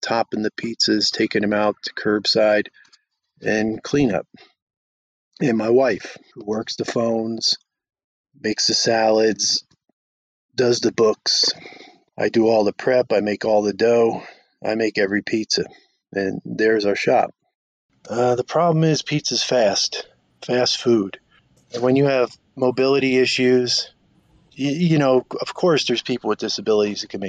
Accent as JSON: {"language": "English", "region": "New Jersey", "country": "United States", "tie": "born or raised there", "also_born_or_lived": "Reno, Nevada", "moved": "yes", "said": "I grew up in New Jersey, just outside of Manhattan"}